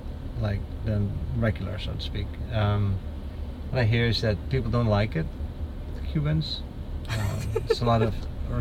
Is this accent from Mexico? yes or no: no; Netherlands; born or raised there; moved away as an adult; also born or lived in Haiti; now in United States